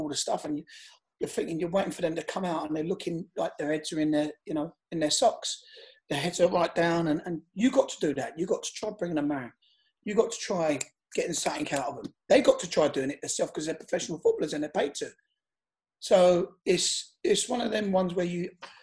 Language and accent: English; London, United Kingdom; I live in Shepherd's Bush. I'm from Shepherd's Bush